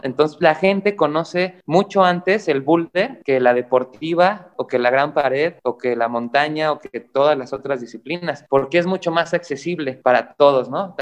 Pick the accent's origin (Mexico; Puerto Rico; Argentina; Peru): Mexico; mi mamá es mexicana y yo me considero mexicano